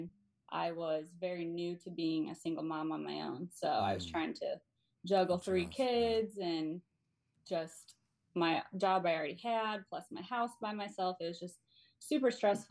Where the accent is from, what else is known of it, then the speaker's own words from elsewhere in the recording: Michigan, United States; I am from Michigan